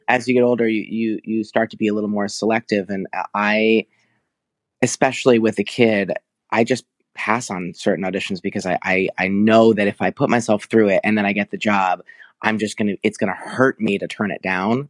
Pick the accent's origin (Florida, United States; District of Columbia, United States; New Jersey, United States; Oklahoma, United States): New Jersey, United States; moved away as an adult; also born or lived in New York; now in Los Angeles, United States; I was born in New Jersey and raised there, and then I went to N Y U at eighteen